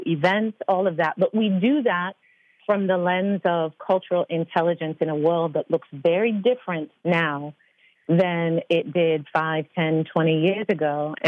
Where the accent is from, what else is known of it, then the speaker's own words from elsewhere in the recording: United Kingdom; I'm very British.